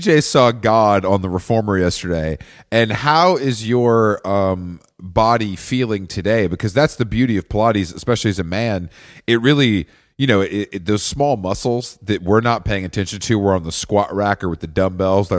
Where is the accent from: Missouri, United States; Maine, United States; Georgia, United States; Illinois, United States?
Georgia, United States; Atlanta; I'm from Atlanta